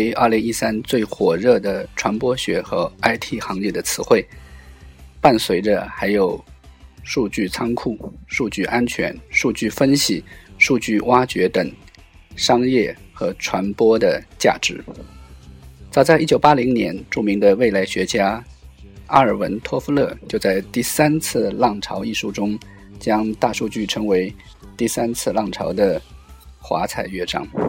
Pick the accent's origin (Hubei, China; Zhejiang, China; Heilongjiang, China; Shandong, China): Zhejiang, China; Ningbo; 我们宁波人